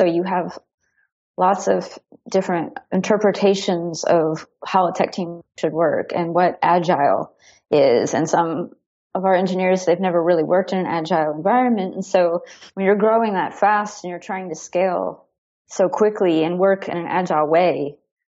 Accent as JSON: {"language": "English", "country": "United States", "moved": "yes", "lives_now": "Berlin, Germany", "said": "as an American"}